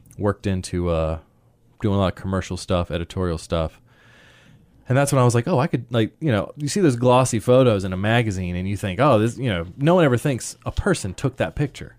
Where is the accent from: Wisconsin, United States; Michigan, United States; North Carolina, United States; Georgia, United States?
North Carolina, United States; Sanford; moved away as an adult; now in Raleigh, United States; I grew up in Sanford basically my entire life. I think we moved here when I was probably six, something like that, six, seven.